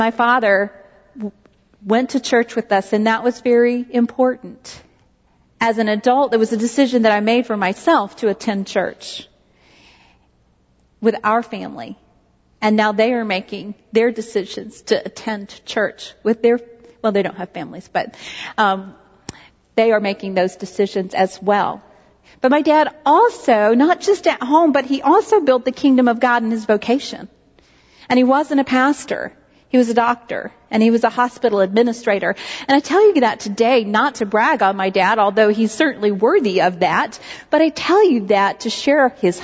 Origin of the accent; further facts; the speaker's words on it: Knoxville, Tennessee, United States; when I was growing up in Knoxville, Tennessee